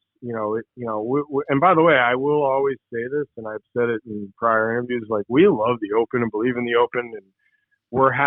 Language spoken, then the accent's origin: English; Boston, Massachusetts, United States; I'm an Irish kid from Boston that doesn't speak a lick of Spanish.